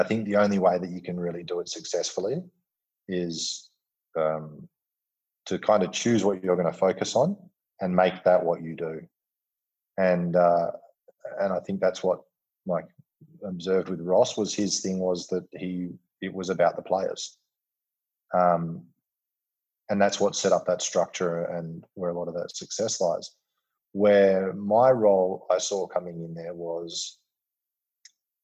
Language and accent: English; Western Australia, Australia; coming from Western Australia and growing up with football as a important part of our cultural fabric